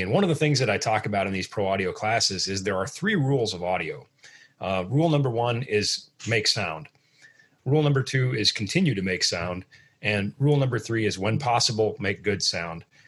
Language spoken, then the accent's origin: English; Midwest, United States; I'm from the Midwest.